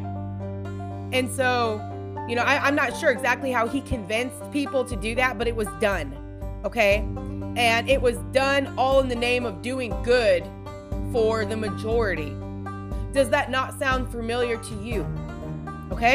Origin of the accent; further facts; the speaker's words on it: Washington, United States; moved away as an adult; also born or lived in Montana; now in Tennessee, United States; been in Washington State my whole life